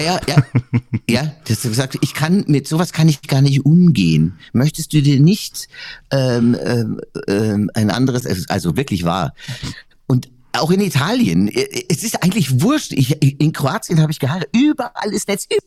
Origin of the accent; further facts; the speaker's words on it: Weiden, Bavaria, Germany; also born or lived in Munich; now in Wörthsee, Germany; Weiden, wo ich herkomme, ist ja jetzt auch nicht unbedingt äh, die Capital City